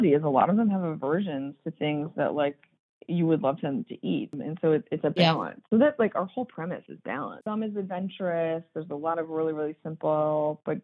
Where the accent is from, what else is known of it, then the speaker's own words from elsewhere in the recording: Chicago, Illinois, United States; Chicago, and I'm second generation. But so we both grew up here